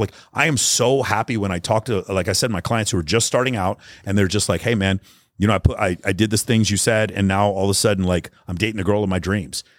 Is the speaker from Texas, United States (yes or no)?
yes; Texas, United States; I grew up in Texas